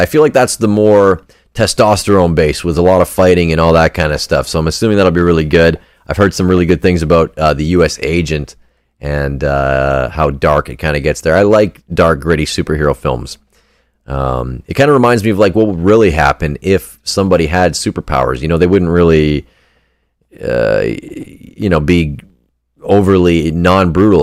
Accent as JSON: {"language": "English", "country": "Canada", "said": "I'm a Canadian"}